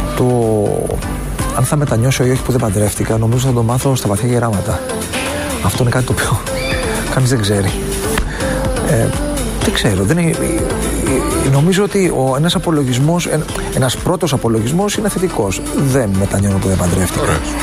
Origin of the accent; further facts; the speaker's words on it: Evros, Eastern Macedonia and Thrace, Greece; πάνω στον Εύρο, στο σπήλαιο στο χωριό μου